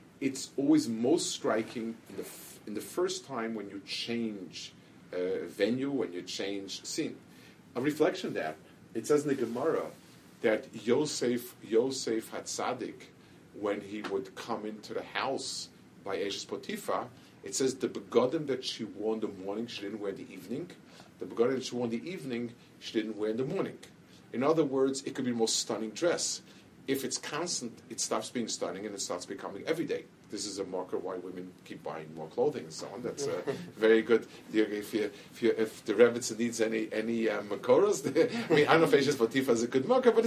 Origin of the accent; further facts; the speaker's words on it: New York, United States; I grew up in the city, I grew up in Manhattan